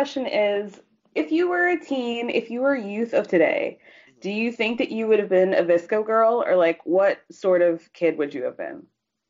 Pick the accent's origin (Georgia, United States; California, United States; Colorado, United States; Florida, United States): Georgia, United States; I'm from Georgia.